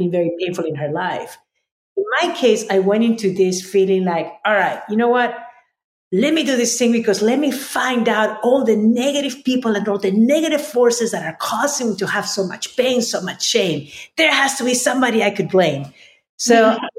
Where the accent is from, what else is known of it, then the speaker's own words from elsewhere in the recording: Lima, Peru; moved away as an adult; now in United States; I was born and raised in Lima, Peru